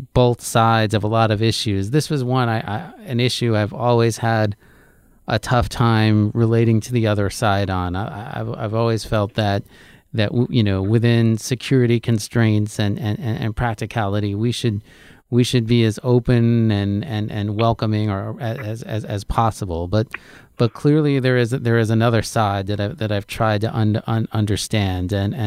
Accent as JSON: {"language": "English", "town": "New York City", "region": "New York", "country": "United States", "tie": "born or raised there", "said": "I grew up in Queens, New York, which is just a center of immigrants and immigration"}